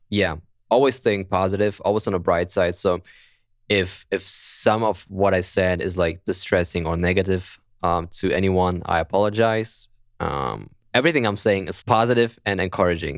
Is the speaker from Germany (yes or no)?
yes; Germany; accent: German; English is a second language; my beautiful German accent